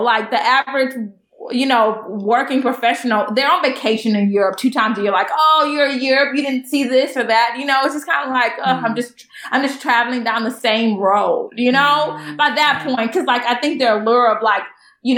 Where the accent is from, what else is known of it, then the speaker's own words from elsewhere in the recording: Beaumont, Texas, United States; moved away as an adult; now in Los Angeles, United States; I'm from Beaumont, Texas, which is really very close to the border of Louisiana